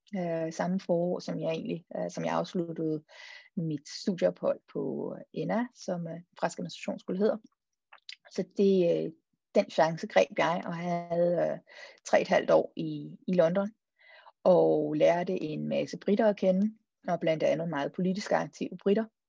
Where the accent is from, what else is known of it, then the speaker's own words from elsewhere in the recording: Denmark; also born or lived in Copenhagen, Denmark / Marseille, France / Brussels, Belgium; nød at være hjemme i et semester